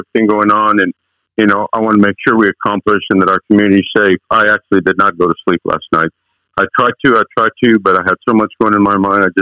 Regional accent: United States; English is a second language; also born or lived in Chihuahua, Mexico; My parents moved to the United States at the age of 9

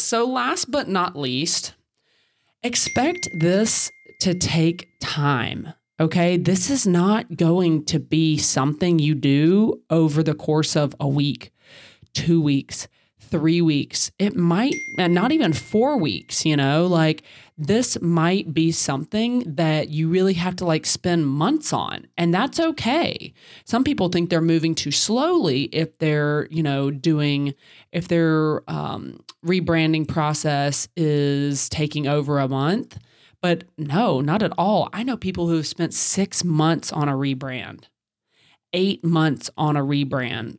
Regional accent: the South, United States; I'm from the South

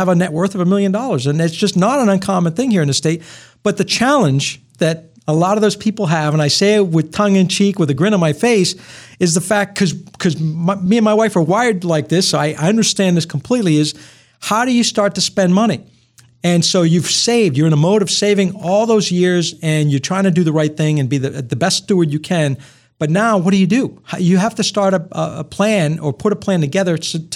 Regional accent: Rumford, Maine, United States; I'm from Rumford, Maine, Milltown, grew up. Born and raised, and my family's still all there

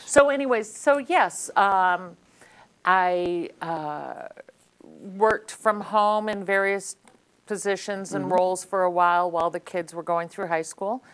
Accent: Lee, Massachusetts, United States; I grew up in Lee. Um, obviously, went to Berkshire Community College

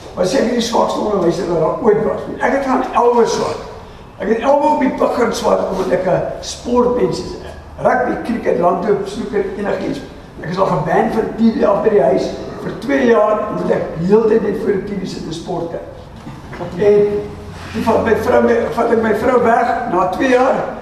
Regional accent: Krugersdorp, Gauteng, South Africa; moved away; ek is van Johannesburg, eh, van Kreeusdorp af

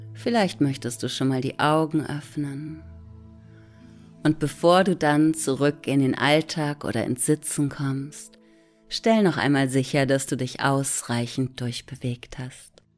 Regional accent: Hamburg, Germany; ich sitze in Hamburg. Dort bin ich übrigens auch geboren und am Rande von Hamburg aufgewachsen.

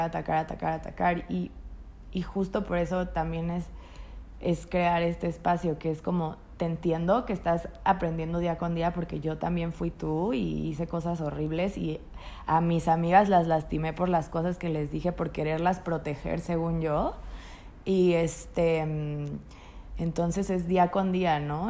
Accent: Tampico, Tamaulipas, Mexico; yo soy de Tampico, Tamaulipas, donde el machismo está al 25% más 39. y pues obviamente yo creciendo

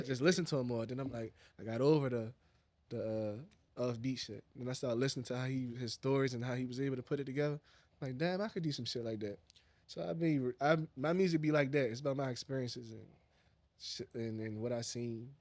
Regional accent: Baltimore, Maryland, United States; I'm from Northeast Baltimore

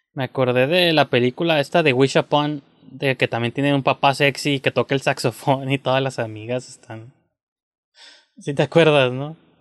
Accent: Mexico; como mexicano

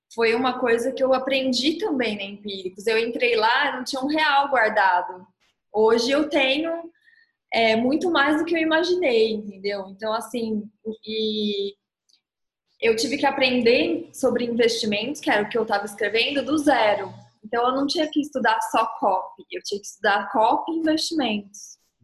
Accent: Ribeirão Preto, São Paulo, Brazil; Eu sou de Ribeirão Preto

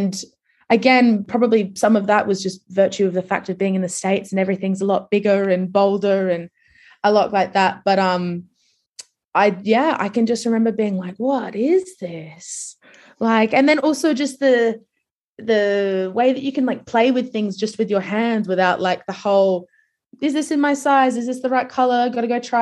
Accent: Adelaide, South Australia, Australia; I grew up in Adelaide, like, which is much, much smaller than Sydney.

